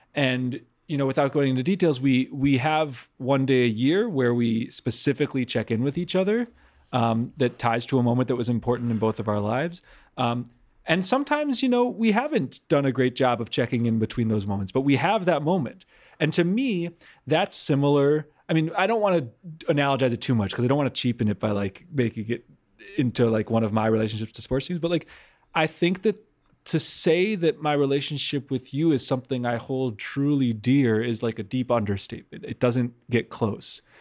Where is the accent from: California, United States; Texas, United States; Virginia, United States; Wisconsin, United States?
Wisconsin, United States; Milwaukee; I grew up in Wisconsin